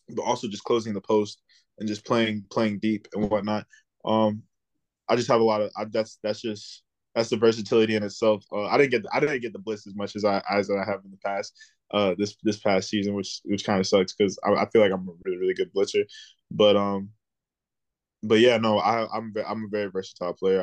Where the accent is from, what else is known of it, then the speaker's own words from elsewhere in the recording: South Florida, United States; I'm from South Florida